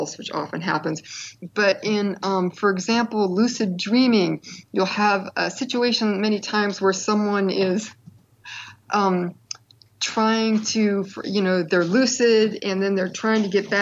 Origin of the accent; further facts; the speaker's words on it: East Bay, California, United States; I grew up in the East Bay in like the late 60s through the 70s